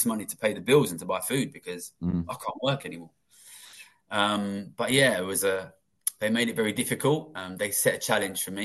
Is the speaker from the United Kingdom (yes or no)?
yes; London, United Kingdom; also born or lived in Tokyo; I grew up in London